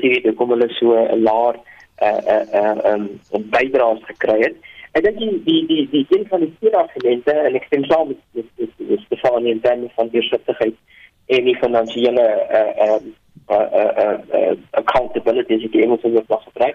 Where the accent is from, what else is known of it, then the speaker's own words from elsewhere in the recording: South Africa; ons as Afrikaners